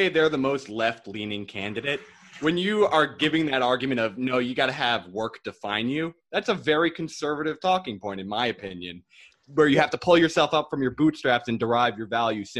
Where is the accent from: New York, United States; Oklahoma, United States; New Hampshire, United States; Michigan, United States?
New York, United States; Ramapo; born or raised there